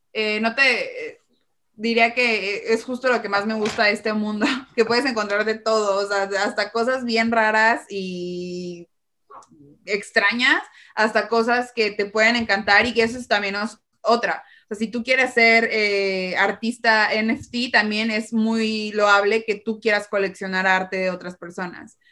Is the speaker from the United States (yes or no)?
no; Mexico; como mexicanos o de Latinoamérica